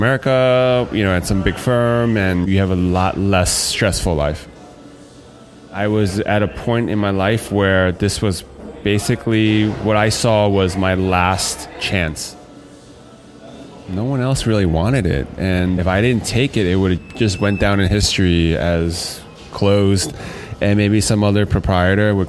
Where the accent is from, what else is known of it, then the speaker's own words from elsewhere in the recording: United States; As a Chinese-American or American-Chinese person